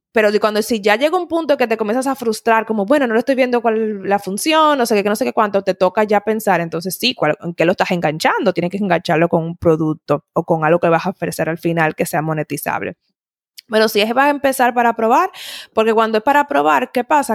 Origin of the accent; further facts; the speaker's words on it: Dominican Republic; moved away as an adult; also born or lived in Italy; soy dominicana